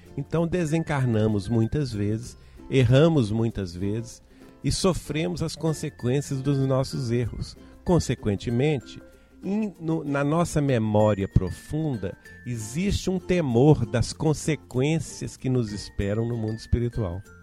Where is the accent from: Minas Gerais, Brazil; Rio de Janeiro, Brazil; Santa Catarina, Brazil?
Minas Gerais, Brazil; Belo Horizonte; eu sou de Belo Horizonte